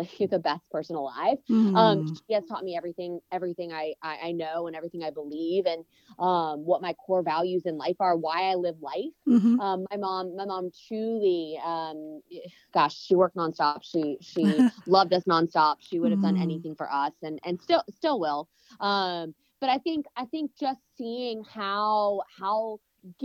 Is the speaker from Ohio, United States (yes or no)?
no; Raleigh, North Carolina, United States; I'm born and raised in Raleigh